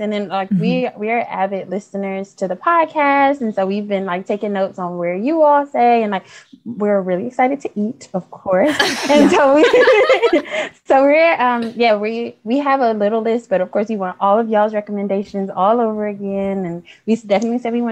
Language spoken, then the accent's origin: English; Detroit, Michigan, United States; I'm from Detroit, Michigan